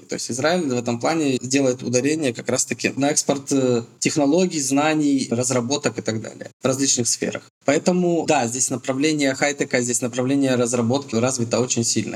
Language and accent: Russian; Russia; moved away as an adult; now in Petah Tikva, Israel; нашими понятиями российскими